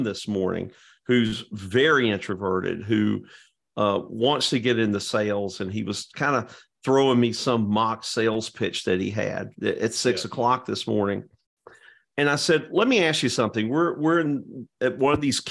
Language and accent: English; Georgia, United States; now in Florida, United States; growing up in Georgia.